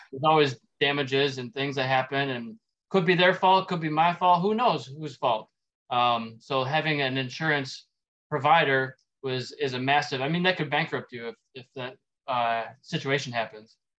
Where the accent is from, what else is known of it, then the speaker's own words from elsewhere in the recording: Dearborn Heights, Michigan, United States; also born or lived in Roseville, Michigan / Pontiac, Michigan; now in Sterling Heights, United States; I grew up in Dearborn Heights, so about 45 minutes away.